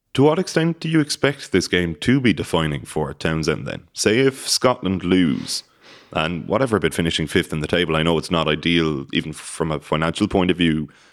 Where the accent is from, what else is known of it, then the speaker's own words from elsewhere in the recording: Cork, Munster, Ireland; I'm from Cork, I'm from Ireland and Munster